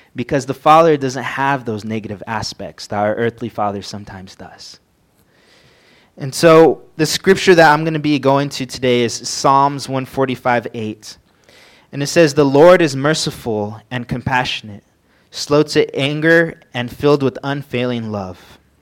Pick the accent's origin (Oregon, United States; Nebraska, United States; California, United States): California, United States; San Bernardino; moved away as an adult; now in Montana, United States; I came from San Bernardino, which is a small town in California